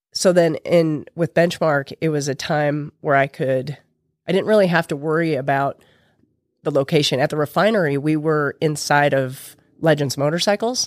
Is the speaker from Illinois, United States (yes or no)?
no; Utah, United States; now in St. George, United States; I grew up in Utah County.